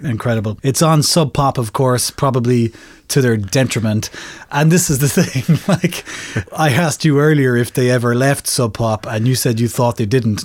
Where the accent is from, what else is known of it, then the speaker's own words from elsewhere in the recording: Ireland; as an Irish person